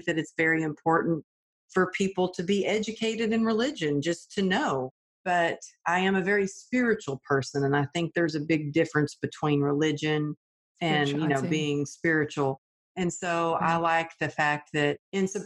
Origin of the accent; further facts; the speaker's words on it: Texas, United States; I grew up in the Bible Belt of Texas